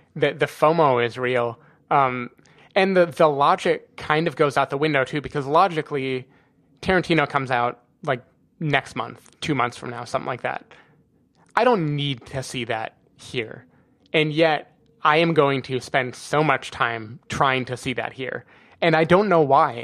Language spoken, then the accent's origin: English; United States; moved away; I'm American